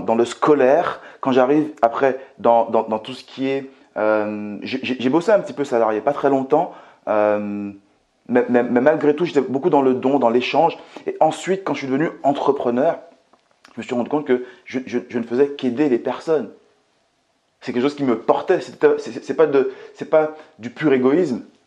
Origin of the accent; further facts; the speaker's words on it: Martinique; now in France; je viens tout simplement de la Martinique, que j'ai grandi euh, dans un quartier qui était très très très populaire